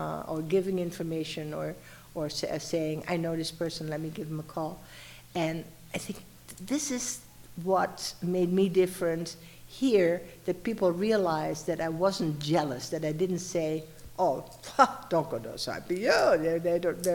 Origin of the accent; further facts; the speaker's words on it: eastern Netherlands, Netherlands; moved away as an adult; also born or lived in Laguna Beach, California / El Paso, Texas / New Mexico; now in Mexico; I'm from the Netherlands, but I'm from the eastern part